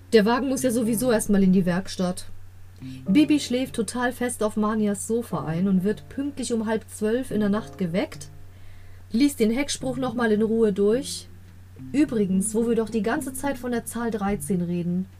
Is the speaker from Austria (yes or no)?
no; Germany; Ich bin in Deutschland groß geworden, aber der griechische Teil der Familie ist schon relativ abergläubisch